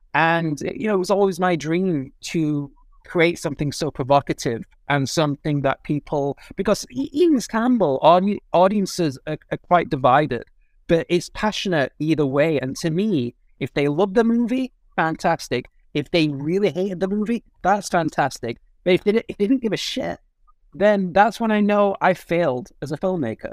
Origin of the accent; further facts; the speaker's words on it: United Kingdom; as a Brit